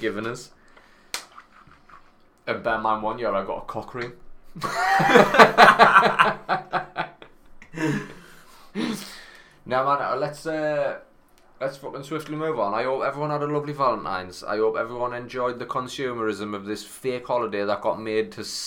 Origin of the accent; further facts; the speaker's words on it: Sunderland, North East England, United Kingdom; I come from Sunderland